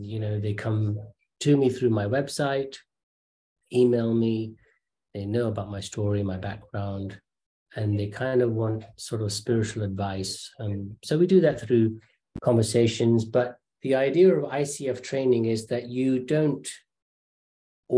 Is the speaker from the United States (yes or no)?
no; London, United Kingdom; also born or lived in Kenya; we had finally settled in London. So parents in that generation naturally wanted to move into an area where there are good schools. So we were in Northwest London.